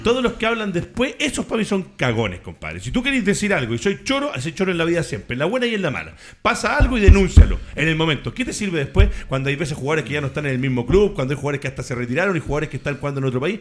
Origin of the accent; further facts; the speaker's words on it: Valdivia, Los Ríos, Chile; yo soy de Valdivia